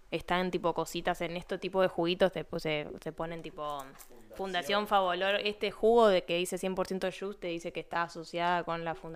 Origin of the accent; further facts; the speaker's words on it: Rosario, Santa Fe, Argentina; Messi es de Rosario como yo.